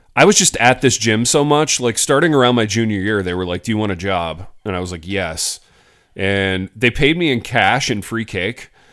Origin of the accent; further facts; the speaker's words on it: Hartford City, Indiana, United States; I start going to this gym in my hometown. Hartford City, Indiana.